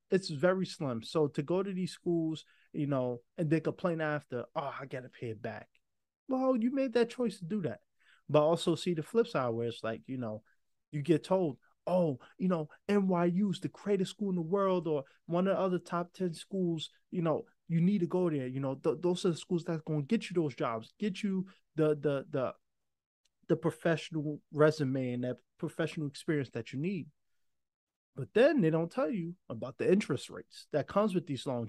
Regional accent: New York, United States; I'm from New York

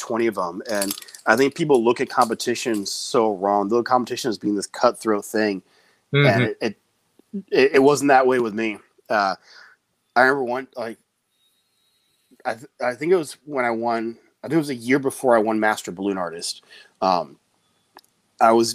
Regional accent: just outside San Francisco, California, United States; I grew up just outside San Francisco

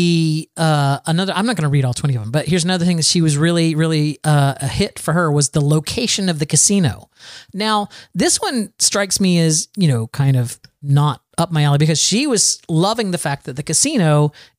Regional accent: Florida, United States; I was born and raised in Florida, surrounded by water.

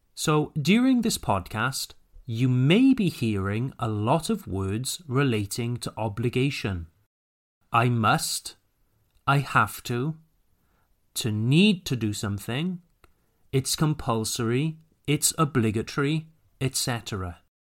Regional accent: Wales, United Kingdom; moved away; be back in my hometown

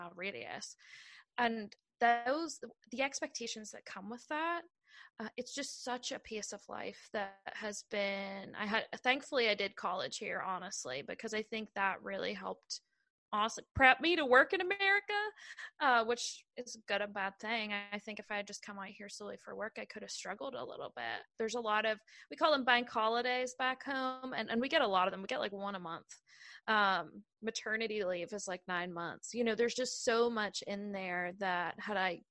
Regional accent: Ireland; moved away as an adult; now in United States; I'm from Ireland

